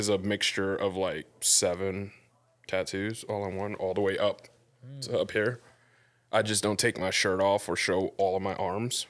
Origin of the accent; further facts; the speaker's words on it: New York City, New York, United States; I was born in New York City.